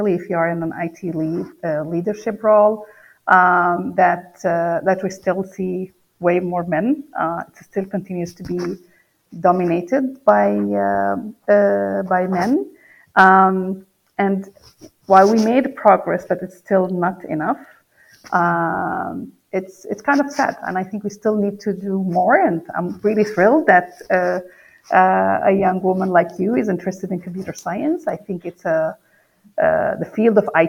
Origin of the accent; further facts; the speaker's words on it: Palestine; English is a second language; moved away; I grew up in the Middle East in Palestine.